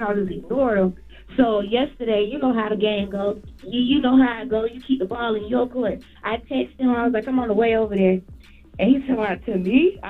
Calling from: Brunswick, Georgia, United States; I'm calling from Brunswick, Georgia.

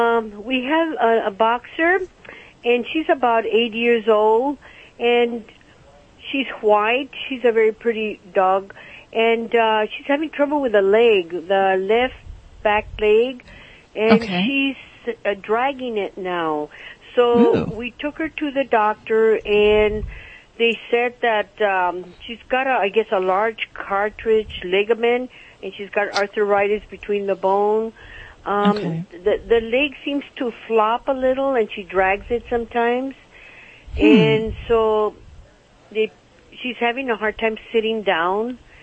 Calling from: Pico Rivera, California, United States; I'm calling from Los Angeles, Pico Rivera.

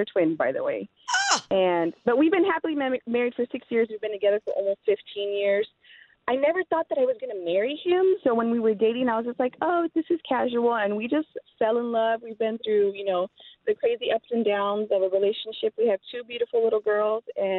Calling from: Texas, United States; I'm listening from South Texas.

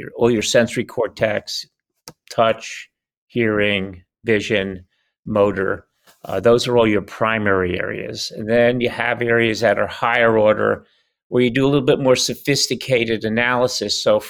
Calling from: El Cerrito, California, United States; I'm calling in from El Cerrito, California. The Little Hills.

